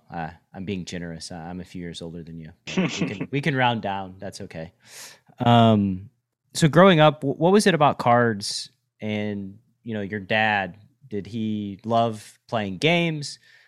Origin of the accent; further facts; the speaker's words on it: Atlanta, Georgia, United States; started in my hometown of Atlanta